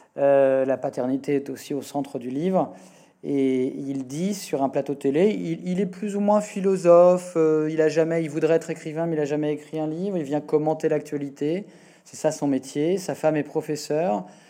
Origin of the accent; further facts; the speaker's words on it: Le Havre, Normandy, France; j'ai grandi au Havre, dans un petit village à côté du Havre.